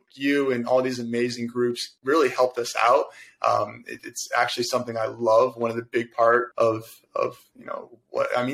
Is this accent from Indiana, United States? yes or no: no; Verona, New Jersey, United States; now in Jersey City, United States; I born and raised in Verona. I'm actually over in Jersey City now.